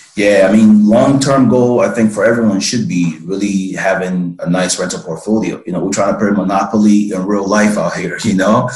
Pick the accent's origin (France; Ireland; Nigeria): Nigeria; moved away; I'm originally from West Africa, man. So I'm from Nigeria, born and raised